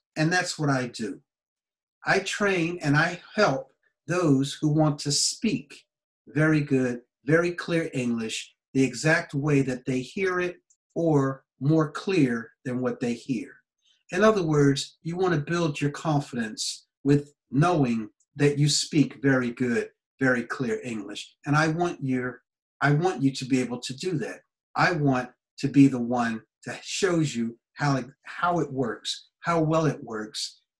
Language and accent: English; United States; moved away; my home country, USA